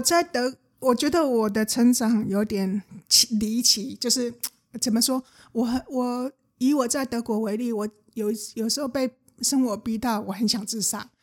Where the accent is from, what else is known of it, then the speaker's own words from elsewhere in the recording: Changhua, Changhua County, Taiwan; moved away as an adult; also born or lived in Taichung; 我家在彰化，然后我， 嗯。我念台中念上的时候